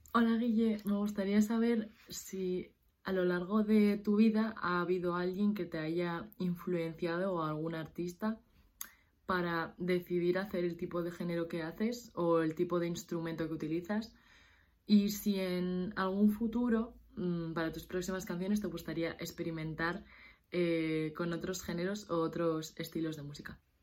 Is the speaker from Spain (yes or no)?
yes; Asturias, Spain; somos de Asturias, aquí es un pueblo grande, nos conocemos casi todos